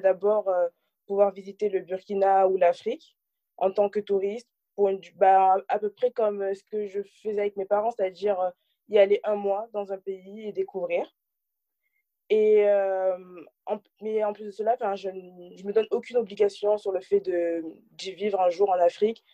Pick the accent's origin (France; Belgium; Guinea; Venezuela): France; j'ai grandi en France je suis née en France